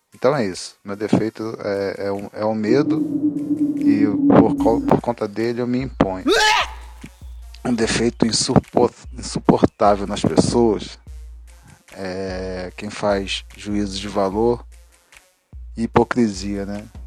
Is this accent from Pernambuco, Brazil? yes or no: no; Rio de Janeiro, Brazil; moved away; also born or lived in Cerrado; Sou do Rio de Janeiro, moro aqui no Cerrado já tem alguns anos